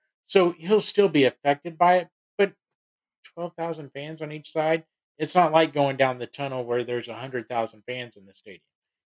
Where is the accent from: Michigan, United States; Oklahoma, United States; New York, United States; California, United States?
Oklahoma, United States; Norman; I grew up in Oklahoma. I was born in Norman, went to high school at Westmore, you know, Oklahoman through and through.